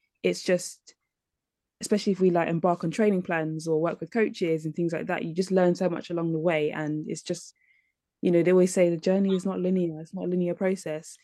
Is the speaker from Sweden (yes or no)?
no; London, United Kingdom; growing up in London